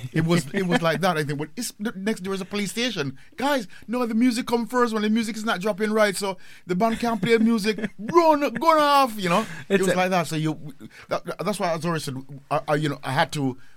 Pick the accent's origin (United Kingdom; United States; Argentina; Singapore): United Kingdom; Gloucester, South West England; Right. I'm from Gloucester.